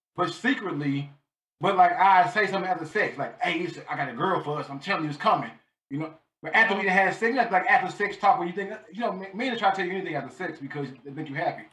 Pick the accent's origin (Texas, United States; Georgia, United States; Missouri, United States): Missouri, United States; St. Louis; moved away as an adult; now in Baltimore, United States; I am from North St. Louis, Missouri. I currently live in Baltimore, Maryland.